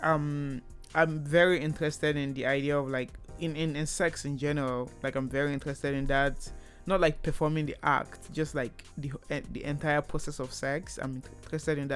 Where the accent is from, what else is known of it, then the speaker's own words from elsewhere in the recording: Nigeria; moved away as an adult; now in Canada; I moved from Nigeria to Canada for school, so I am Nigerian